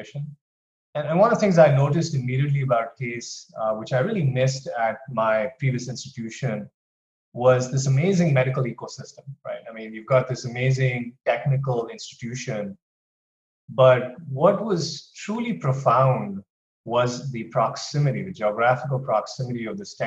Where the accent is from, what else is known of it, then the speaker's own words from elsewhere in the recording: Mumbai, Maharashtra, India; moved away as an adult; also born or lived in Austin, Texas / Philadelphia, Pennsylvania; now in Cleveland, United States; I grew up in Mumbai in India